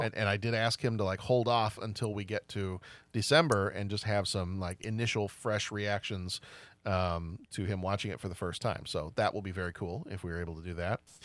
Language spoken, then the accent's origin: English; Texas, United States; growing up in Texas